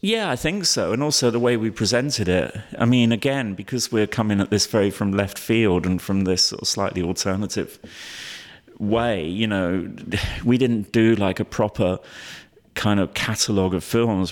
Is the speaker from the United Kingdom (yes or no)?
yes; London, United Kingdom; I grew up in London